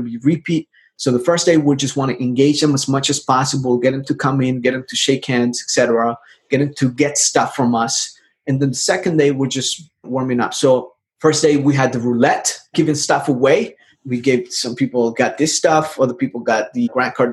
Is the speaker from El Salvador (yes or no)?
yes; El Salvador; now in United States; I'm from El Salvador. I came to the United States back in 98. I am an immigrant.